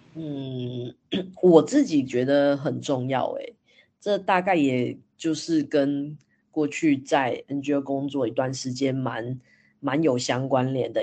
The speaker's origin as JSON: {"language": "Chinese", "country": "Taiwan", "said": "反观我们台湾，我自己在印象中好像也没有特别被，被教育这一块欸"}